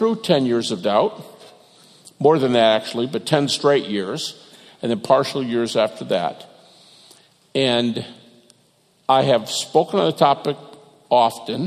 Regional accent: Detroit, Michigan, United States; moved away as an adult; also born or lived in Lewistown, Montana; I'm from Detroit

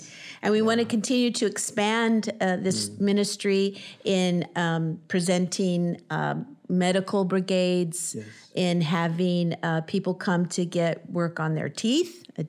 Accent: United States; Dwayne and I grew up in Purpose Church with solid biblical teaching and sound doctrine

